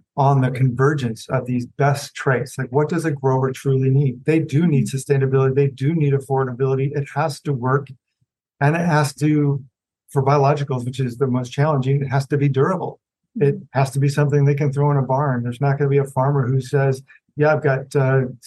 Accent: Illinois, United States; moved away; also born or lived in West Coast; I grew up near farms in Illinois, surrounded by corn

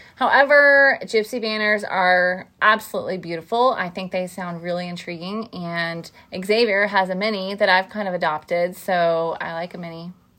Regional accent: Van Buren, Missouri, United States; we grew up in a small town in southeast Missouri called Van Buren.

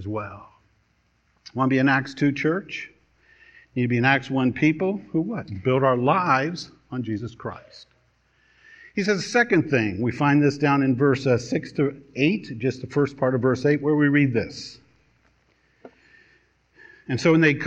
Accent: Washington, District of Columbia, United States; moved away as an adult; also born or lived in North Dakota; I grew up in Washington, D.C., city kid and all.

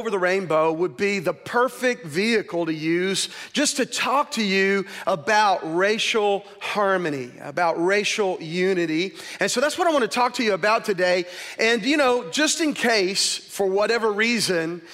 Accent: United States; I grew up in America as a white male

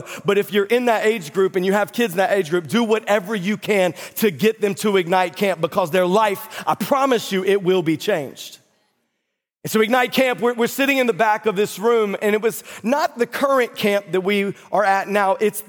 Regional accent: North Carolina, United States; moved away; I grew up in North Carolina.

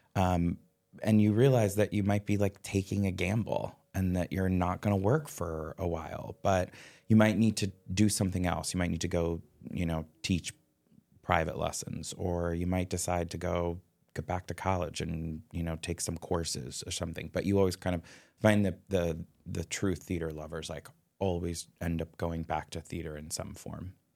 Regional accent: Upper Arlington, Ohio, United States; I grew up in Upper Arlington, which I think now is a s, is such a more progressive community than it was

